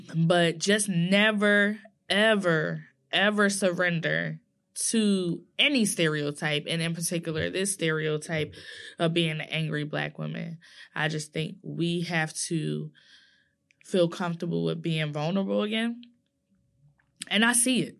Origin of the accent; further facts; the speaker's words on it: New Jersey, United States; I'm from Nor-, New Jersey all day